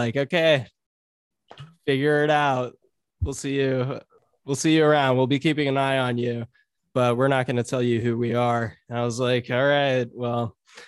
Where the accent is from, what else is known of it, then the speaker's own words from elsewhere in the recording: United States; I'm American